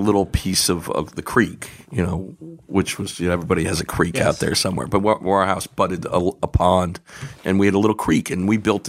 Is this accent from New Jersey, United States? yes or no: yes; Rumson, New Jersey, United States; I grew up in Rumson.